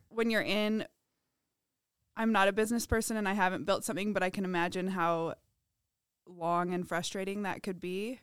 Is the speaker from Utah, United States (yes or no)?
yes; Provo, Utah, United States; I'm from Provo